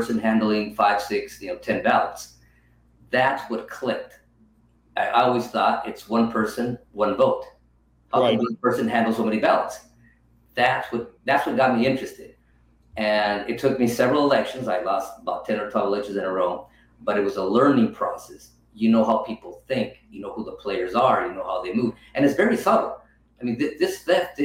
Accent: California, United States; born and raised in California

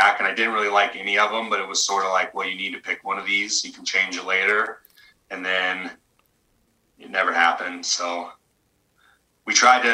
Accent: Hubbard, Oregon, United States; we're both kind of small town, blue collar kids. I'm from Hubbard, Oregon, 2000 people.

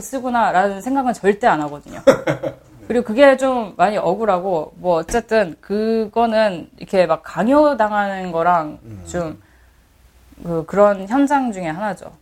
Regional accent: United States; Korean is a second language; 저는 미국 사람입니다. 음. 미국에서 태어났고, 미국에서 계속 교육을 받고, 계속 자랐어요.

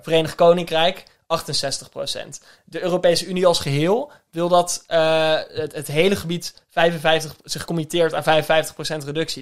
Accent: Netherlands

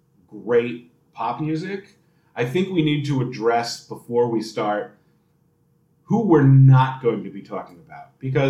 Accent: Rhode Island, United States; now in Los Angeles, United States; I'm from Rhode Island

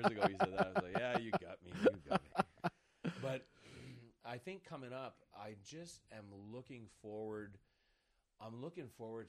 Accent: East Coast, United States; I'm from the East Coast. There's a rich history of people that talk.

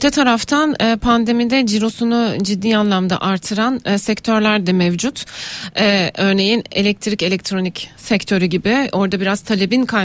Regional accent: Rize Province, Turkey; benim memleketimde vardı Rize'de.

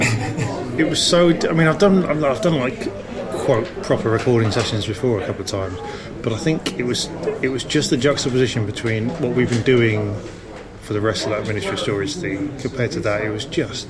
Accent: Cheltenham, South West England, United Kingdom; Cheltenham in Gloucestershire. And I remember seeing Sean Hughes when I was 16 there, and that was a very formative gig.

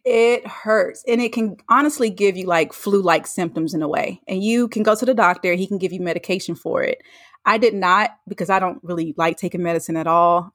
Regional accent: North Carolina, United States; moved away; I'm from North Carolina. I went home to see family.

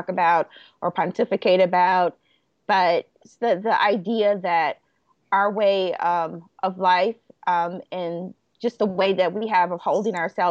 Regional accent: Chicago, Illinois, United States; I grew up in Roseland

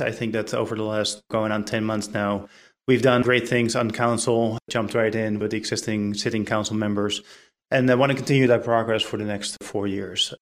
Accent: Netherlands; now in Apex, United States; my home country, the Netherlands

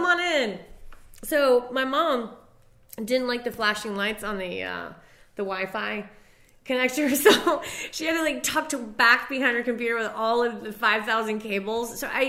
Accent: Castine, Maine, United States; moved away; my hometown in Castine, Maine

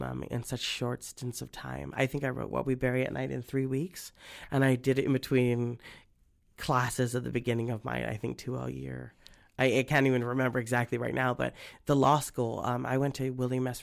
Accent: Guam; I'm from Guam

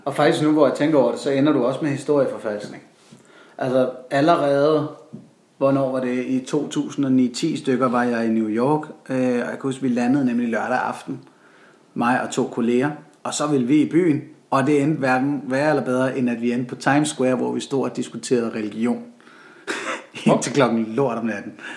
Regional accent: Denmark

